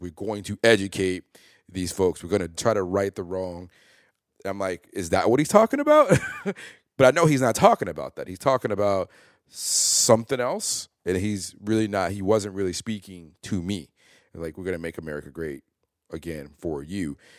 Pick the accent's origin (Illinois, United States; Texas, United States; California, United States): Illinois, United States; Chicago; I grew up in North Lawndale